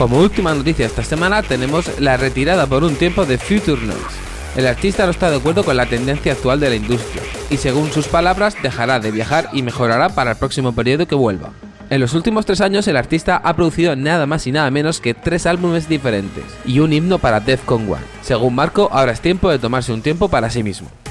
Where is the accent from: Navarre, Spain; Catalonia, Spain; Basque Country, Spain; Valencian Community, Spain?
Valencian Community, Spain; Alicante province; mi pueblo, en Vigasto, Alicante